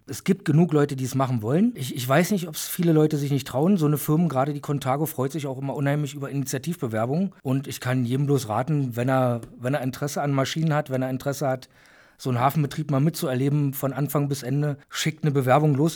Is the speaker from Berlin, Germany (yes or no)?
yes; Berlin, Germany; moved away as an adult; now in Bochum, Germany; bin gebürtig aus Berlin